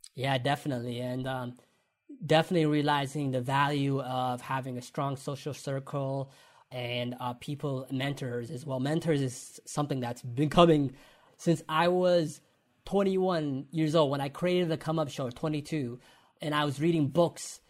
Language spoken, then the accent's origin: English; London, Ontario, Canada; growing up in London, Ontario, and doing the come up show